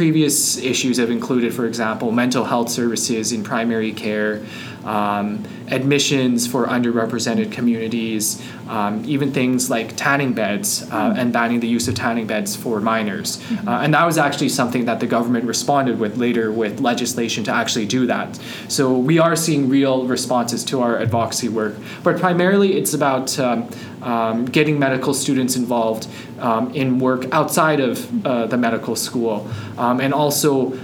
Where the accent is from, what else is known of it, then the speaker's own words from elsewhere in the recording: Calgary, Alberta, Canada; moved away as an adult; also born or lived in Montreal; now in Edmonton, Canada; I'm originally from Calgary, and now I'm back here in Alberta in a different city, in Edmonton.